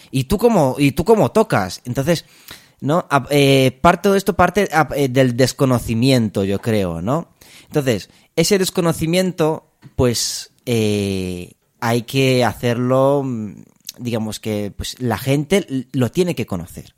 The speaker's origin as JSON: {"language": "Spanish", "country": "Romania", "also_born_or_lived": "Madrid, Spain", "moved": "yes", "lives_now": "Spain", "said": "soy, soy de Rumanía. Em, me vine ya hace, hace muchos años a España"}